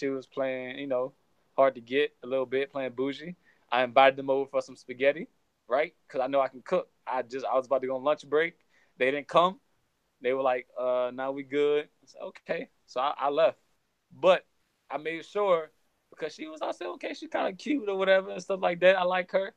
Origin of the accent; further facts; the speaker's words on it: Geismar, Louisiana, United States; moved away as an adult; also born or lived in Virginia; I'm from a small town in Louisiana called Geismar in the Ascension Parish in between Baton Rouge and New Orleans.